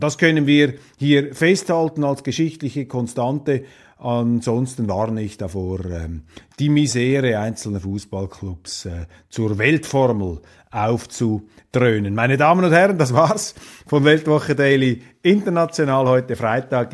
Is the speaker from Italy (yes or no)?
no; Switzerland; wir Schweizer